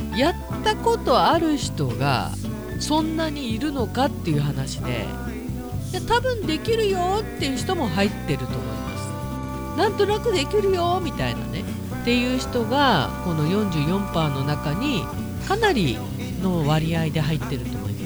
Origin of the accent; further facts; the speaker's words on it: Obihiro, Hokkaido, Japan; 寒い地域に生まれ育ったんだからねで住んでるんだからね